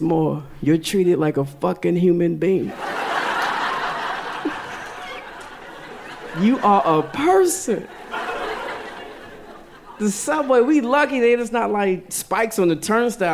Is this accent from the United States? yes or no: yes; Yonkers, New York, United States; I'm from Yonkers